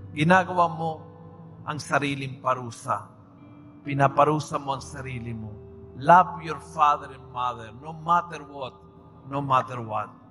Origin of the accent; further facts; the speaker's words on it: Argentina; Tagalog is a second language; moved away as an adult; now in Philippines; Nung ako'y bata pa, bata, binatilyo, sa aming bansa, taga-Argentina po ako, taga-probinsya po ako, sa aming bansa